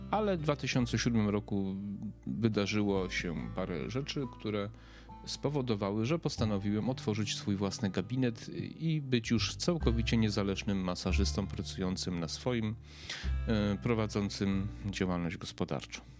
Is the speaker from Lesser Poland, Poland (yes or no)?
no; Przemyśl, Subcarpathian Voivodeship, Poland; born there; also born or lived in Lublin / Warsaw; now in Kraków, Poland; mieszkałem w wielu miejscach, e, mieszkałem, urodziłem się w Przemyślu, mieszkałem pod Przemyślem, w Lublinie, w Warszawie, teraz mieszkam w Krakowie